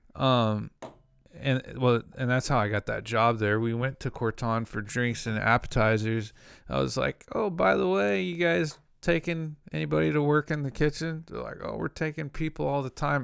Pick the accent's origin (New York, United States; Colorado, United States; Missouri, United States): Missouri, United States; Kansas City; also born or lived in Santa Ana, California; I'm from Kansas City